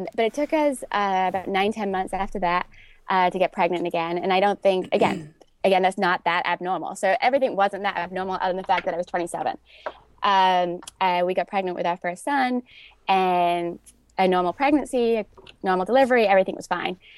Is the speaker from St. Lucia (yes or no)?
no; London, United Kingdom; moved away as an adult; also born or lived in New York; growing up in North London with not a lot of, not a big family